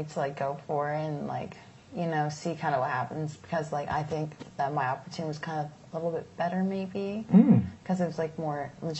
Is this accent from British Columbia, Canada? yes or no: no; Toronto, Ontario, Canada; I'm Ethiopian. That's my background. Mm-hmm. But I'm born and raised in Canada.